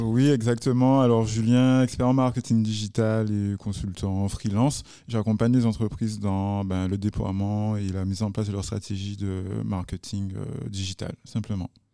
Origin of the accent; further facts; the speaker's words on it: Guadeloupe; chez nous en Guadeloupe